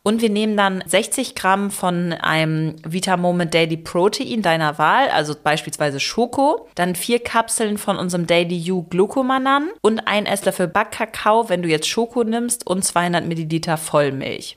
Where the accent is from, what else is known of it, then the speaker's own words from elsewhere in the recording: Germany; bei uns in Deutschland